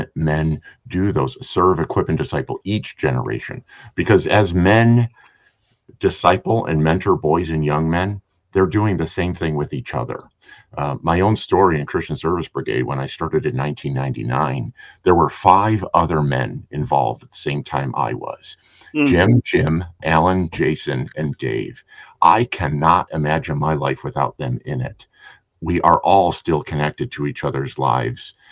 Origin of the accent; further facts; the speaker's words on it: Trenton, Michigan, United States; growing up in Trenton, Michigan